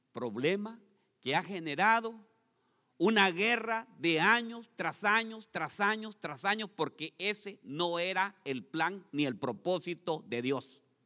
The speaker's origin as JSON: {"language": "Spanish", "country": "Honduras", "moved": "yes", "said": "Ahí en mi país hay un lago, hermanos. El lago Yohoa se llama"}